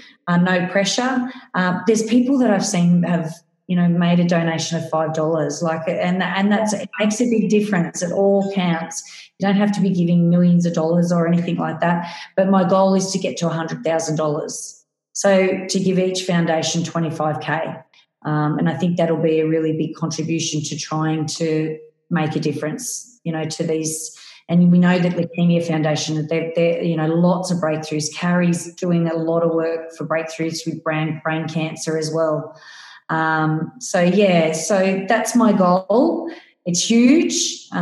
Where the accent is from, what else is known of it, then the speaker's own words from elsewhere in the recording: Parkes, New South Wales, Australia; my hometown of Parkes